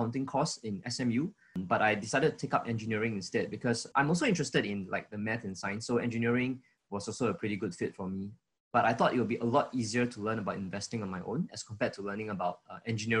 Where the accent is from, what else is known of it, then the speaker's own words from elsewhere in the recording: Singapore; I was from Singapore